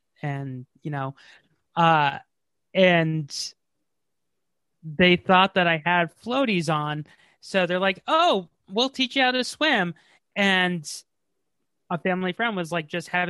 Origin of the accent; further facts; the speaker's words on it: Massachusetts, United States; I'm from Massachusetts.